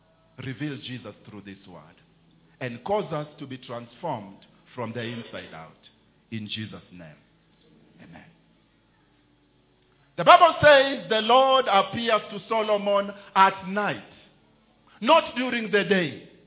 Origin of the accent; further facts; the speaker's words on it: Kenya; There is a way as a Kenyan, when you are in Kenya you can talk.